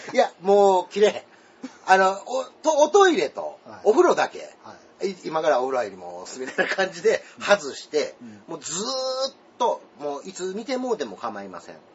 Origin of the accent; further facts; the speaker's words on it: Osaka, Japan